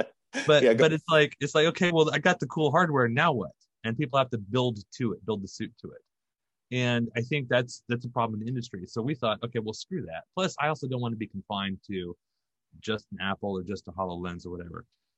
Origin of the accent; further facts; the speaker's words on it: Germany; we did like 4 tours over in Germany. So I grew up over in Germany. I went to high school and like 3 high schools in all over Europe.